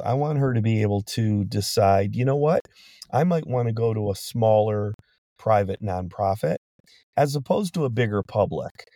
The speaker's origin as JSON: {"language": "English", "town": "Detroit", "region": "Michigan", "country": "United States", "said": "I'm from Detroit"}